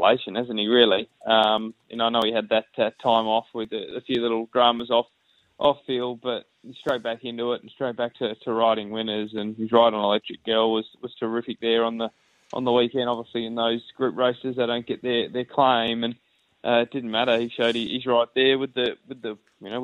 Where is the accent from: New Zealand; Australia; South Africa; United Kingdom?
Australia; Aussie cricket fans